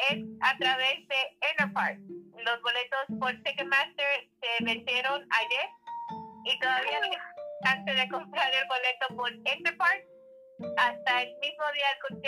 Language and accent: Spanish; Mexico City, Mexico; Eh, soy de la Ciudad de México.